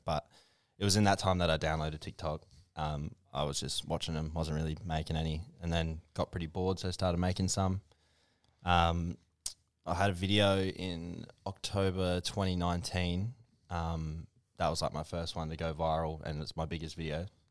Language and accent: English; Port Augusta, South Australia, Australia; also born or lived in Mount Gambier; I was there f, pretty much from kindy. I did all my kindy, all my schooling